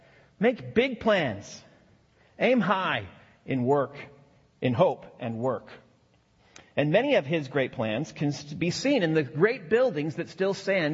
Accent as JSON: {"language": "English", "town": "Ellisville", "region": "Missouri", "country": "United States", "tie": "born or raised there", "moved": "yes", "lives_now": "Evanston, United States", "said": "So, yeah, I grew up here in Ellisville, but the city where I now live is Evanston, Illinois, just north of the city of Chicago."}